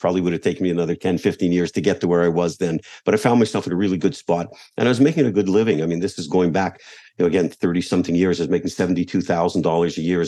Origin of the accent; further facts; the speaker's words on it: Montreal, Quebec, Canada; moved away; as a kid growing up in Montreal